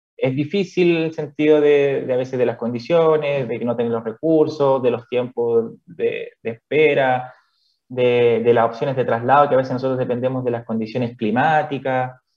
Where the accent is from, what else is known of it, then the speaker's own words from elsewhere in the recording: Calama, Antofagasta, Chile; moved away as an adult; also born or lived in Chuquicamata / Santiago; now in Cochrane, Chile; soy originario de eh, Calama, la ciudad de la región. nací específicamente en Chuquicamata